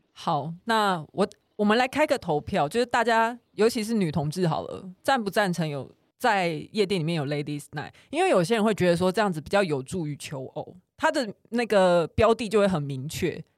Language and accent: Chinese; Pingtung County, Taiwan; 他就知道说我是屏东人